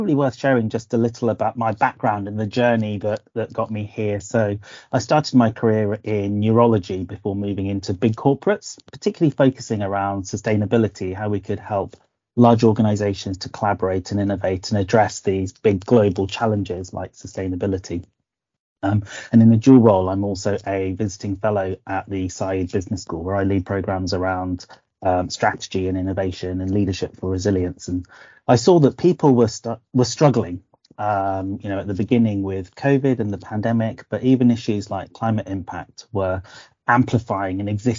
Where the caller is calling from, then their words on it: Oxford, South East England, United Kingdom; I'm joining you from a slightly overcast Oxford.